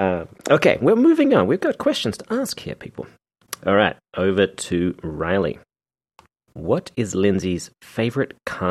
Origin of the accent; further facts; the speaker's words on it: Australia; You have the look of us.